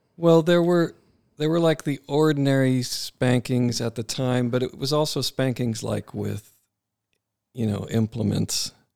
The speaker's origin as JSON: {"language": "English", "region": "Wisconsin", "country": "United States", "tie": "born or raised there", "said": "There was a lot of great things about growing up in Wisconsin"}